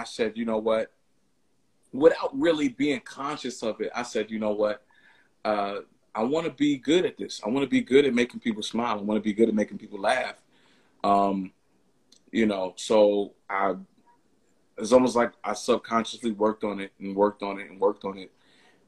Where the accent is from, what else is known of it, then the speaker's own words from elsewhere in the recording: New York, United States; I'm from New York